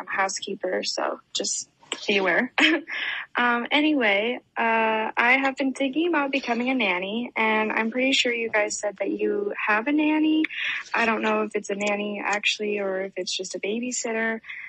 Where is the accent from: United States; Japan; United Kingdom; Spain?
United States; Oregon